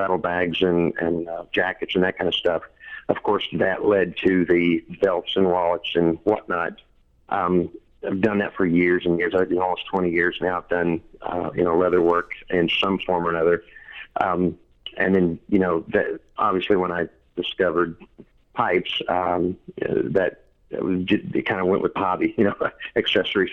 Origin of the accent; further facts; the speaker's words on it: rural eastern Kentucky, United States; moved away as an adult; also born or lived in Lexington, Kentucky; now in Florida, United States; I grew up in rural eastern Kentucky, so I have my hillbilly bona fides. but I've lived my whole adult life in Lexington, Kentucky.